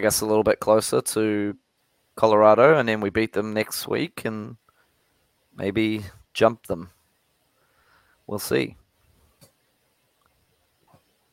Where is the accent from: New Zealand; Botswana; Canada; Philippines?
New Zealand; I'm from New Zealand